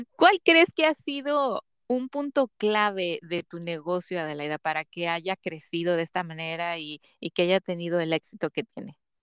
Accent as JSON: {"language": "Spanish", "country": "Mexico", "said": "soy de México"}